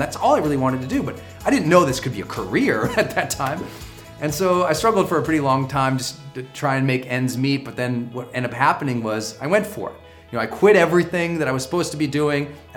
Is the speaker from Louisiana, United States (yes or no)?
no; Montana, United States; moved away as an adult; also born or lived in San Francisco; I'm from Montana, we use duct tape on everything